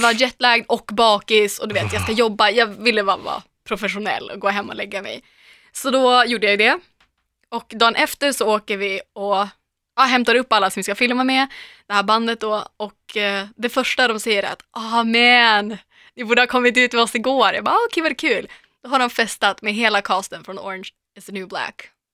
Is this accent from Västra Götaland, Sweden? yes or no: no; Umeå, Västerbotten County, Sweden; now in Stockholm, Sweden; jag kommer från Umeå, det är ju en studentstad